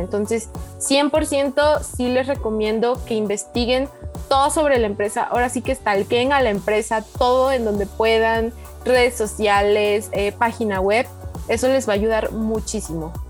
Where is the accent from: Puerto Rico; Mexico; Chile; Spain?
Mexico; Oaxaca; moved away as an adult; now in Puebla, Mexico; Soy de Oaxaca, pero estoy estudiando en Tecmilenio Campus Puebla